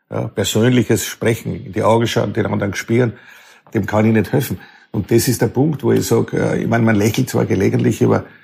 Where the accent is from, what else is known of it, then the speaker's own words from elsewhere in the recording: Lower Austria, Austria; Weil ich komme aus Niederösterreich auch aus einem sehr konservativen Elternhaus. Äh, mein, mein Vater, mein Großvater waren sehr auch mit der Kirche verbunden und das äh, hat geprägt, ein 500 Einwohner Dorf, äh, wo die Eltern äh, Dorfschullehrer waren.